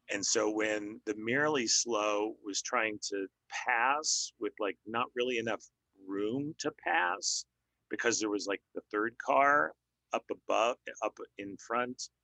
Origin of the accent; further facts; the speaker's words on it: Denver, Colorado, United States; moved away as an adult; also born or lived in Midwest / Portland; now in Texas, United States; I grew up in Denver, born in the Midwest and, grew up in Denver.